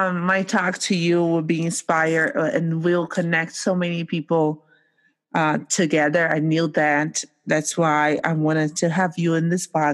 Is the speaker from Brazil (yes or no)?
yes; Brazil; now in United States; I come from Brazil.